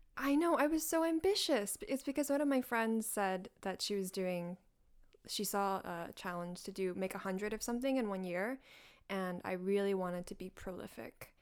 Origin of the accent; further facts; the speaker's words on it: North Carolina, United States; moved away as an adult; also born or lived in Hangzhou, China; now in New York, United States; I grew up in North Carolina, went to middle, like, elementary, middle, high school in North